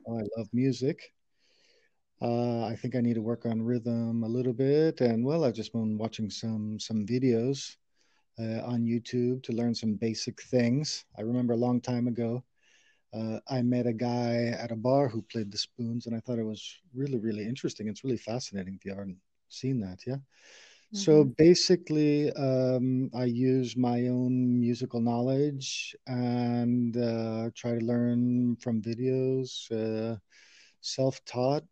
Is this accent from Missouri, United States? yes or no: yes; St. Louis, Missouri, United States; moved away as an adult; now in Spain; I'm from St. Louis, Missouri, in the United States, where I, I lived um, a lot of my childhood